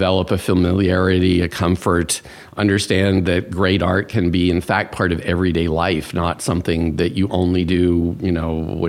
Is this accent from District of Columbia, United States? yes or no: yes; Washington, District of Columbia, United States; also born or lived in India / Thailand / Japan; So I was a Foreign Service brat, which meant that I moved about quite a lot. India, Thailand, Japan. I think of home base as Washington, D.C. It's where, you know, my parents parked their furniture.